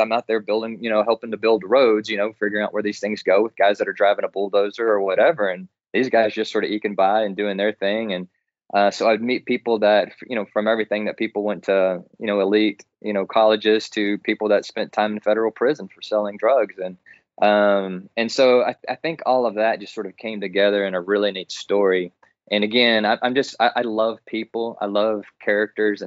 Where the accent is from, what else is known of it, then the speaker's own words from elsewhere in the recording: Texas, United States; I grew up in Texas, and I grew up with that Texas spirit.